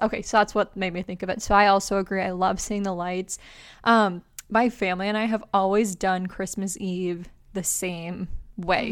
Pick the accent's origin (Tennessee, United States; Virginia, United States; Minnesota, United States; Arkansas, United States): Minnesota, United States; we're from Minnesota